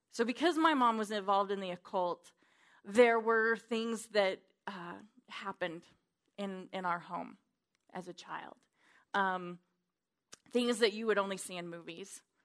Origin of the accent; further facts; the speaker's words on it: Wyoming, United States; I'm from Wyoming